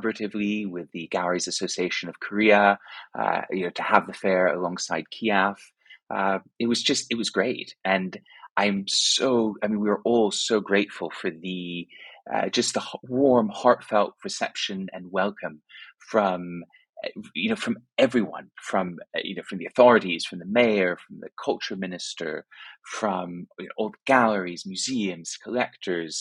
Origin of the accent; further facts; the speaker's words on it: Rome, Lazio, Italy; moved away as an adult; now in United Kingdom; I grew up in Rome, Italy, and went to school there, then went to university here in the UK